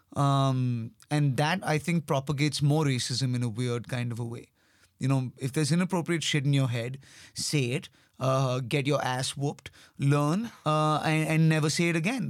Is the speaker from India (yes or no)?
yes; India; accent: Indian; being Indian or being having an Indian accent